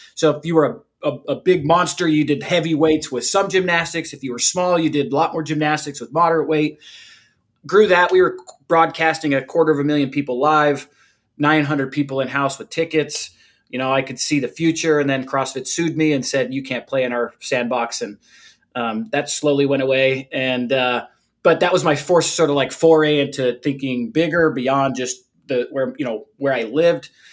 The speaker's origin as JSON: {"language": "English", "town": "St. George", "region": "Utah", "country": "United States", "tie": "born or raised there", "said": "I grew up in a small town, used to be a small town, uh, St. George, Utah, just outside of Zion National Park."}